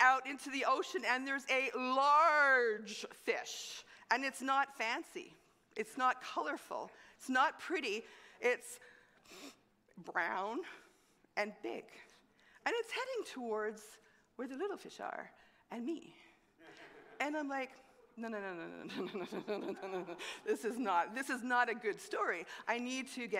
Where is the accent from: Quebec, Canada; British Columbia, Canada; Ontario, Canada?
Quebec, Canada; Montreal; moved away; I grew up in Montreal. I'm a city girl